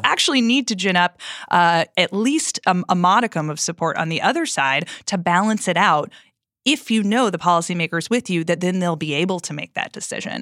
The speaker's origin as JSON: {"language": "English", "region": "Minnesota", "country": "United States", "said": "I am from Minnesota"}